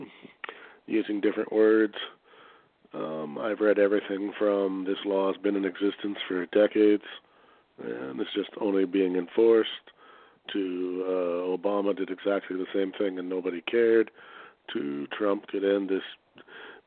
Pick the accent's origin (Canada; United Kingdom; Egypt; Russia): Canada; I'm a Canadian